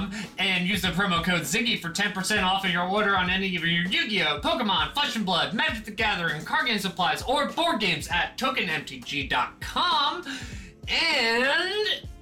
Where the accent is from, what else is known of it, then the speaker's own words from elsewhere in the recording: Anne Arundel County, Maryland, United States; I have lived in Anne Arundel County most of my life